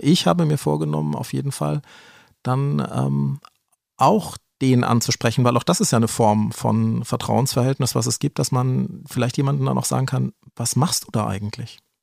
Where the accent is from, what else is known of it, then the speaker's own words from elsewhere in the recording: Germany; hier bei uns in Deutschland